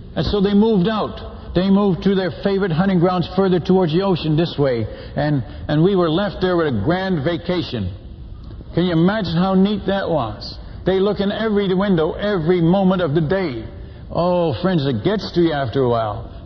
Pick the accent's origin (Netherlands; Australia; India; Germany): Netherlands; now in United States; I'm Dutch by birth. I was born in Holland